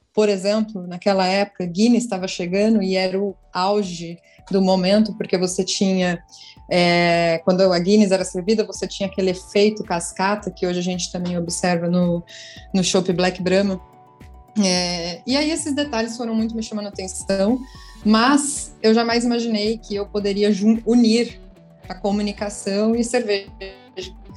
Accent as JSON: {"language": "Portuguese", "region": "São Paulo", "country": "Brazil", "moved": "yes", "lives_now": "Fortaleza, Brazil", "said": "Eu sou de São Paulo, hoje em Fortaleza"}